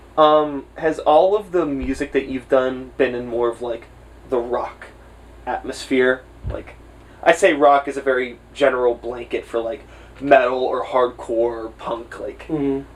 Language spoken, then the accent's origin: English; Swissvale, Pennsylvania, United States; I grew up in Swissvale